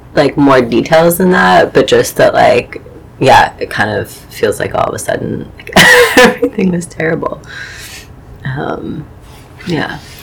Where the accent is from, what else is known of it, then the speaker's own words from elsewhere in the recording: Chagrin Falls, Ohio, United States; moved away as an adult; now in New York, United States; grew up in um, in a small suburb of Cleveland, Ohio, um, called Chagrin Falls